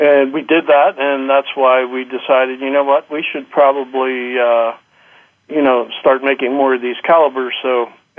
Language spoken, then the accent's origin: English; Pennsylvania, United States; I grew up in Pennsylvania, been here all my life